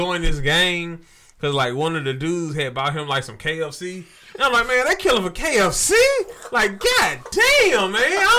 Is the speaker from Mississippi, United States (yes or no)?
yes; Jackson, Mississippi, United States; I'm from Jackson, Mississippi.